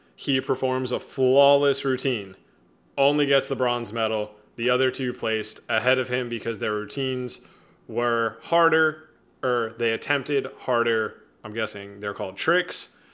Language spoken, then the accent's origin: English; United States; I'm an American